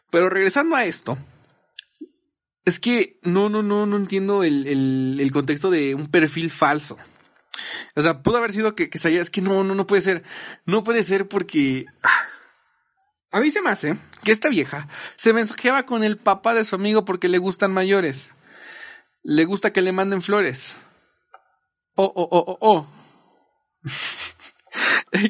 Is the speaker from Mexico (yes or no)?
yes; Nuevo León, Mexico; accent: regio; Unos compas, ando, ando bien, ando bien regio, ¿no? He andado muy, como que mi acento se, suba sube así, güey